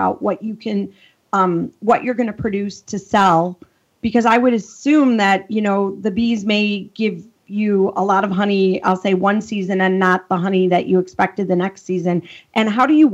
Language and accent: English; Chicago, Illinois, United States; accent: thick Chicago; I'm from the Midwest as well, Chicago, so I have that thick accent.